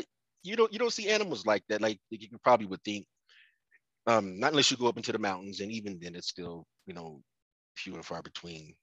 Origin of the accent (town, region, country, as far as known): Denver, Colorado, United States; born or raised there; moved away as an adult; also born or lived in Baltimore, Maryland